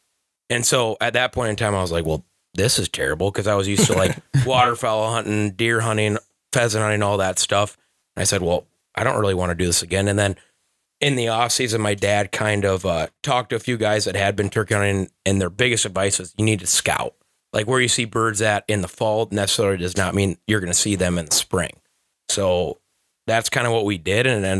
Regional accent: Thompson, Iowa, United States; I grew up in Thompson, Iowa

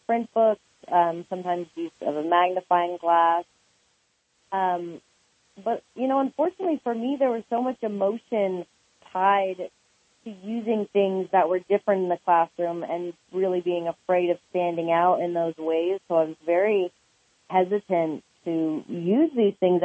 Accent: Oak Park, California, United States; I grew up in Oak Park, California

